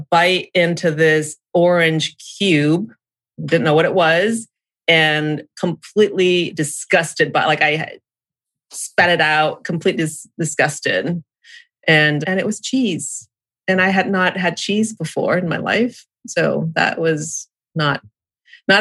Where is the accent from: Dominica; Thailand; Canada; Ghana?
Thailand; Samut Prakan; also born or lived in New England, United States / California, United States / New Zealand; now in Ohio, United States; I grew up in Thailand, was born in a little town outside of Bangkok.